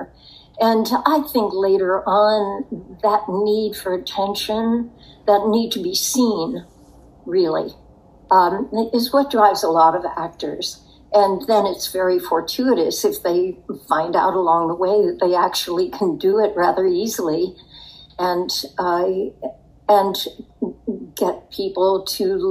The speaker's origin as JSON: {"language": "English", "town": "Pittsburgh", "region": "Pennsylvania", "country": "United States", "tie": "born or raised there", "also_born_or_lived": "New York City", "moved": "as an adult", "said": "I grew up in Pittsburgh"}